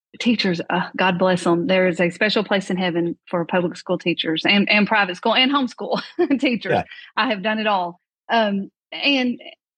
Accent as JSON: {"language": "English", "town": "Dell", "region": "Arkansas", "country": "United States", "tie": "born or raised there", "also_born_or_lived": "Uganda / Fayetteville", "said": "I live in a very small town, born and raised in Northeast Arkansas. It is Dell, and population 250"}